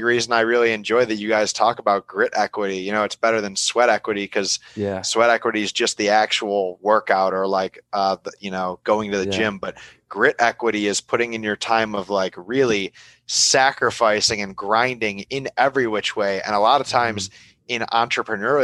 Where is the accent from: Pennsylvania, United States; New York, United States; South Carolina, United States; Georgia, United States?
New York, United States; between Buffalo and Niagara Falls; moved away as an adult; also born or lived in Flint, Michigan / Detroit, Michigan / Canada / Florida; now in Davis, California, United States; I grew up between Buffalo and Niagara Falls, New York.